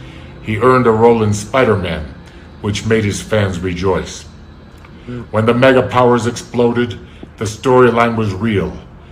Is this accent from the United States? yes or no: yes; Chicago, Illinois, United States; now in Quito, Ecuador; I'm from Chicago and living in Quito, Ecuador.